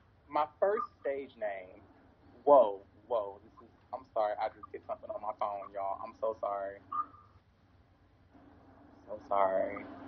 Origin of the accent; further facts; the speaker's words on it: St. Louis, Missouri, United States; also born or lived in Kansas City / Chicago / New Orleans / Detroit; So I am originally from St. Louis, and I've lived in a lot of different places, Kansas City, Chicago, New Orleans, Detroit, Dallas, somewhere else.